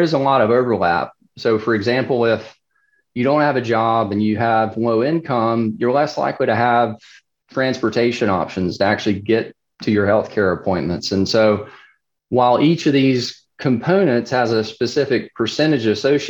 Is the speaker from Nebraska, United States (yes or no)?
no; South Carolina, United States; South Carolina, and I'll totally admit my bias, you know, this is my home state